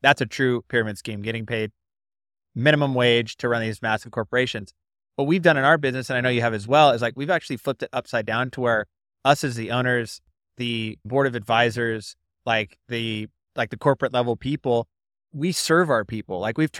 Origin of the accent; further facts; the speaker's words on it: West Coast, United States; I didn't even know that there was a North, but I'm from the West Coast.